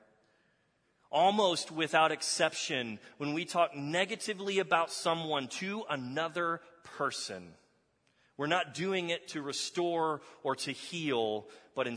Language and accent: English; Texas, United States; moved away; I'm from Texas. How many of y'all know that I'm from Texas?